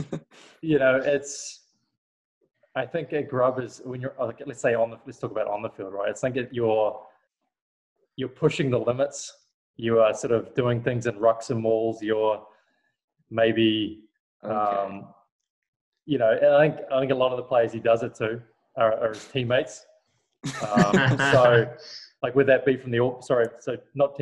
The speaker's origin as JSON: {"language": "English", "region": "Waikato", "country": "New Zealand", "said": "I'm from the Waikato area"}